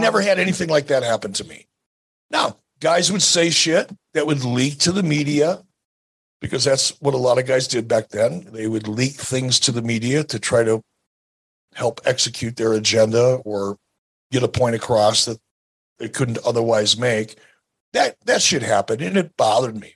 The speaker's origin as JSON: {"language": "English", "town": "Detroit", "region": "Michigan", "country": "United States", "tie": "born or raised there", "said": "I grew up in Detroit"}